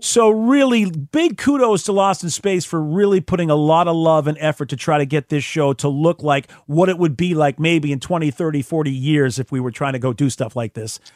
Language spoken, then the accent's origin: English; United States; as an American